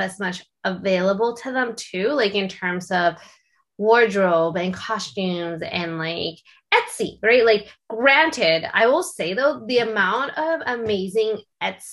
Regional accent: Canada; Being Canadian, I do know what this scene is like in Canada

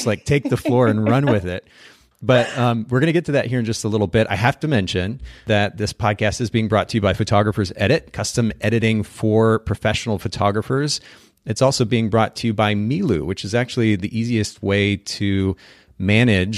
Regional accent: Kokomo, Indiana, United States; moved away; I'm actually originally from Kokomo

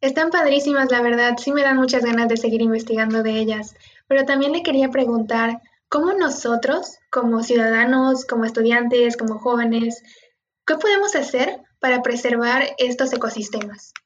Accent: Cozumel, Quintana Roo, Mexico; yo soy de Cozumel, estoy en una isla

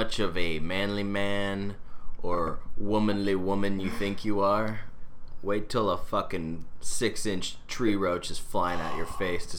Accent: United States; I'm born and raised in Houston Springs

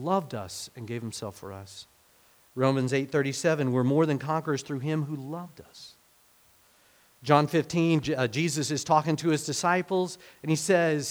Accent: Hominy, Oklahoma, United States; also born or lived in Fairfax, Oklahoma; we moved from Hominy, Oklahoma, where, you know, I was settled

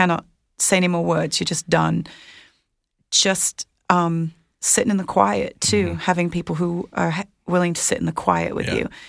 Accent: United Kingdom; Well, and mine too, because I'm British.

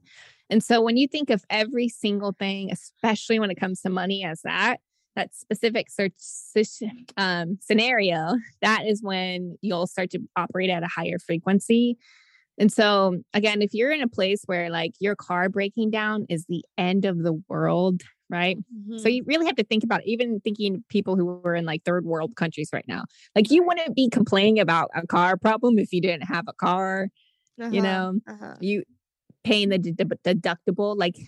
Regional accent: Nebraska, United States; moved away as an adult; also born or lived in Virginia; I'm actually from Nebraska.

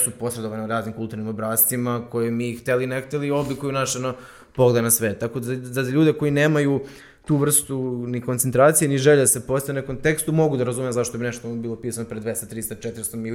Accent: Užice, Zlatibor District, Serbia; ja sam iz Užica

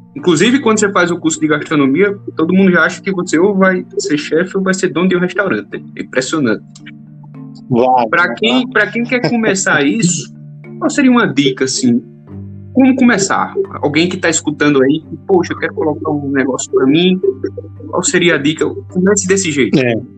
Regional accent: Northeast Region, Brazil; eu sou nordestino, gosto muito da comida nordestina

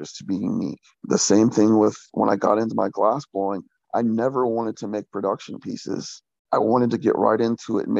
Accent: Jacksonville, Florida, United States; moved away as an adult; also born or lived in Oregon; now in North Carolina, United States; I grew up in Jacksonville, Florida. I lived there for 27 years

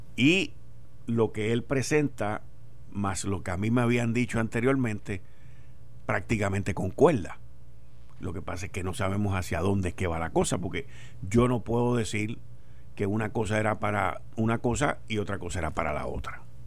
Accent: Puerto Rico

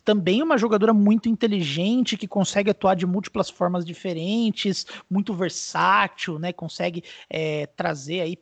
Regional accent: Brazil; Eu, eu, particularmente, como brasileiro, detesto jogar contra Porto Rico

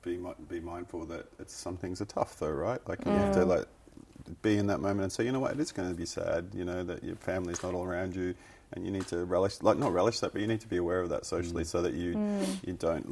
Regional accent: Melbourne, Victoria, Australia; moved away as an adult; now in Wellington, New Zealand; I love Melbourne and it's my home and I'd love to get stuck in my hometown.

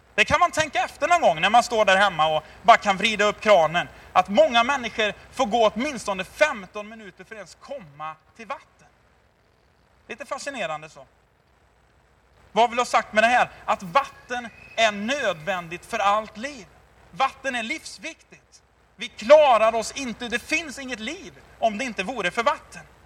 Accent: Tidaholm, Västra Götaland, Sweden; jag är uppväxt i Tidaholm, Labbo city för er som är lite äldre

